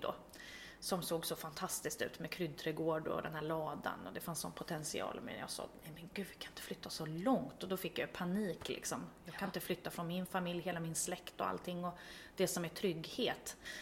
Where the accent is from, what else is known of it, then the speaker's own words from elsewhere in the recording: Vaxholm, Stockholm County, Sweden; moved away as an adult; also born or lived in Ljungdalen, Härjedalen, Jämtland; jag är uppväxt i Vaxholm då, en skärgårdsstad, så att jag är uppväxt i en liten stad